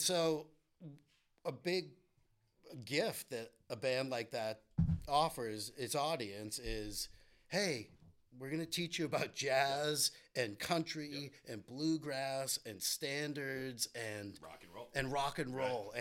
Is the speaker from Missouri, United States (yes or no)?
no; Winchester, Massachusetts, United States; now in Cape Cod, United States; I grew up in Winchester